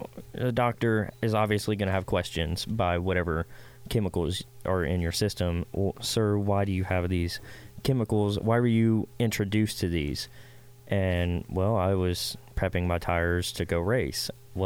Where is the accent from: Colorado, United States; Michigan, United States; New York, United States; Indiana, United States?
Indiana, United States; Indianapolis; What are you talking about, man? I'm from Indy. We don't do that.